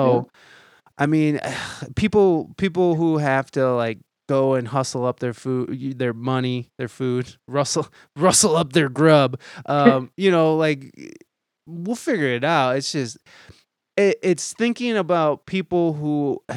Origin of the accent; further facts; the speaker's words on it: Toledo, Ohio, United States; moved away as an adult; I moved back to Toledo, Ohio, which is my hometown